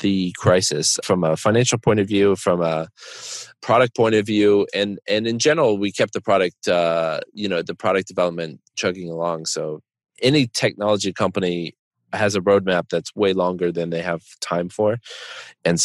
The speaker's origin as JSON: {"language": "English", "region": "Connecticut", "country": "United States", "tie": "born or raised there", "also_born_or_lived": "Chicago", "moved": "yes", "said": "I grew up near Foxwoods and Mohegan Sun"}